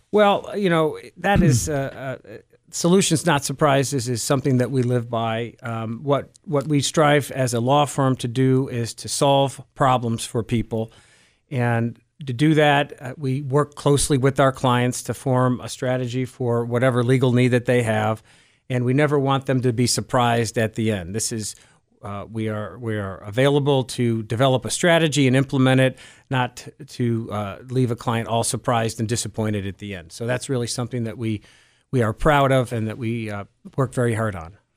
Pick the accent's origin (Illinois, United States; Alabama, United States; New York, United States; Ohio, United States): Ohio, United States; Cleveland; also born or lived in Geauga County, Ohio; I am Cleveland uh, born and bred. Um, I my uh, formative years were in Cleveland Heights, where I live now uh, as well